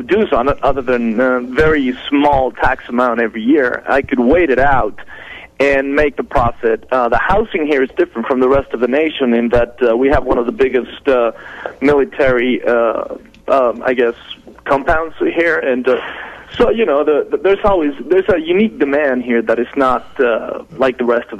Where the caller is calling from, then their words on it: El Paso, Texas, United States; I'm calling from El Paso, Texas.